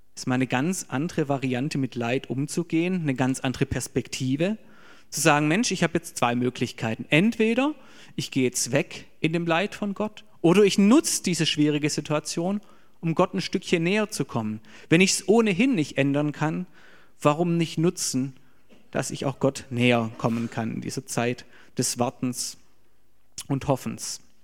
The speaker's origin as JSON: {"language": "German", "country": "Germany", "said": "für uns als Deutsche"}